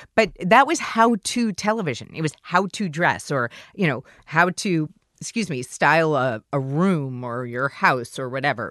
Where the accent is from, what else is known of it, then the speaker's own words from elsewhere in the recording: New York City, New York, United States; I did not grow up in the Midwest. I grew up in New York City